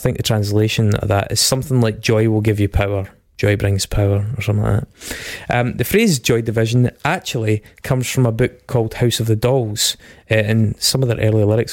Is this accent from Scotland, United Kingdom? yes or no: yes; Stirling, Scotland, United Kingdom; I'm from Stirling